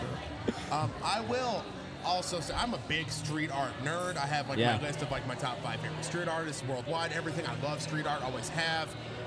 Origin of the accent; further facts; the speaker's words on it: Northwest Indiana, United States; I was born and raised in Northwest Indiana. I've been in Crown Point specifically for 3 years. I love Crown Point, Indiana with all my heart. It's a great, great town.